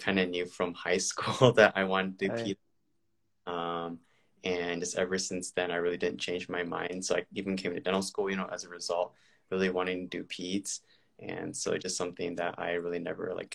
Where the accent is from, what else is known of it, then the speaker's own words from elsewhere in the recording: California, United States; moved away as an adult; now in Milwaukee, United States; I'm originally from California